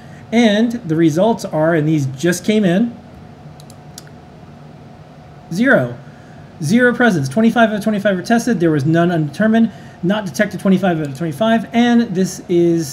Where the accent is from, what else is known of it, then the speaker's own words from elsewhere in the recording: New York City, New York, United States; as a New Yorker